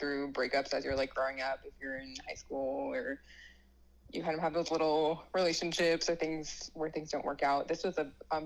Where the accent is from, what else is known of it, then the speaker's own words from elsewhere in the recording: Connecticut, United States; moved away as an adult; also born or lived in Ohio / Cincinnati, Ohio; now in Kansas, United States; I grew up in Connecticut in the Northeast there.